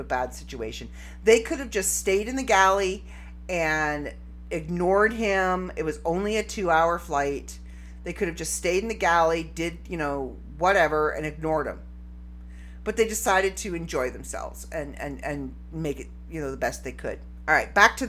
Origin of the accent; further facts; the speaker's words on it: Canada; I'm Canadian